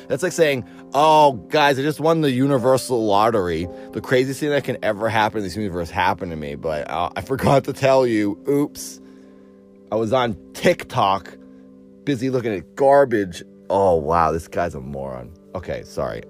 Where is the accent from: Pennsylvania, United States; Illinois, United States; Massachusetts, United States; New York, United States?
Massachusetts, United States; Cape Cod; now in California, United States; I grew up on Cape Cod